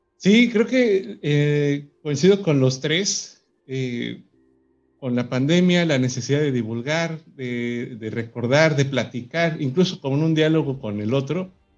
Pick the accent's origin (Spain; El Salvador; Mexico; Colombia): Mexico; aquí en mi país, en México